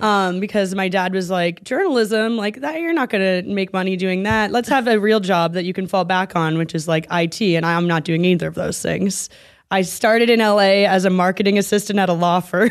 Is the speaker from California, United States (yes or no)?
no; Vermont, United States; now in Los Angeles, United States; I'm from Vermont.